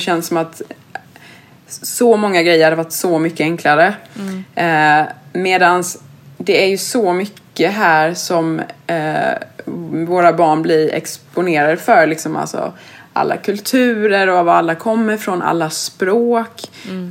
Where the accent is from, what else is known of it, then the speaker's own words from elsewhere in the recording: Sweden; moved away; som svensk